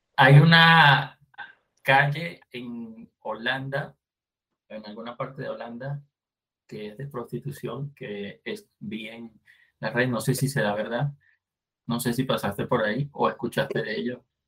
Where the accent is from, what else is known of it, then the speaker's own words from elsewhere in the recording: Venezuela; moved away; En Venezuela tenemos